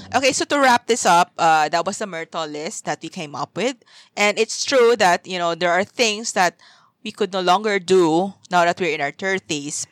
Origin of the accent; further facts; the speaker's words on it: Zamboanga, Zamboanga Peninsula, Philippines; moved away as an adult; also born or lived in Manila / Singapore; I left my hometown, Zamboanga, and then I also left Manila to move to Singapore